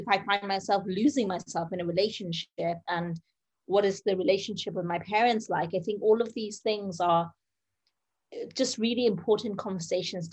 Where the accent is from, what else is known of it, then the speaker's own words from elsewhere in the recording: United Kingdom; I'm a British Bengali in my 30s